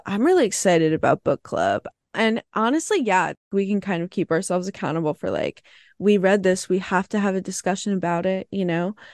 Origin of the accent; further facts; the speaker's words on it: New Jersey, United States; I'm from New Jersey, so that's where I am